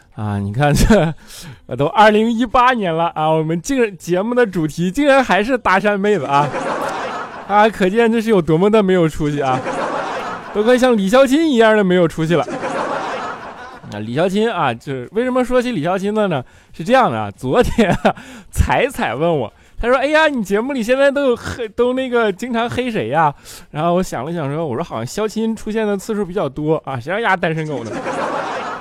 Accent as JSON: {"language": "Chinese", "region": "Northeast China", "country": "China", "said": "他们都知道我东北人"}